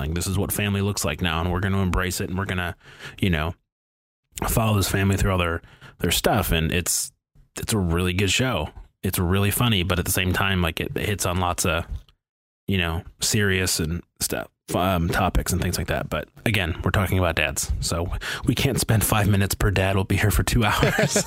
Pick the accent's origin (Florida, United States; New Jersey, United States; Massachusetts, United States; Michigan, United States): Michigan, United States; Detroit; growing up in the Detroit area